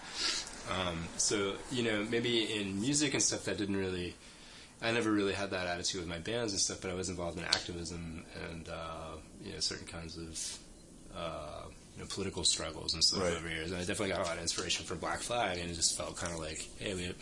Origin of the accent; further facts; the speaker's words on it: South Florida, United States; now in New York, United States; From South Florida. Okay. Yeah, from just a little bit north of Miami.